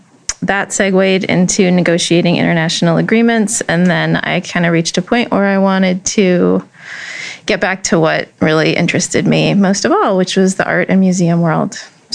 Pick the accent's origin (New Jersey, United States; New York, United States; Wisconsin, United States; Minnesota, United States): Minnesota, United States; moved away as an adult; also born or lived in Maryland; now in Annapolis, United States; I'm actually from Minnesota originally, so I'm not technically a local, but I've lived here ever since college.